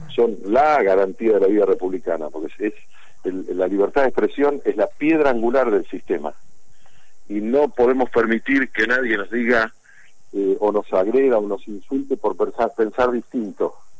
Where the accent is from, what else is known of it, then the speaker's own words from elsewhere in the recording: Avellaneda, Buenos Aires Province, Argentina; soy vecino de Avellaneda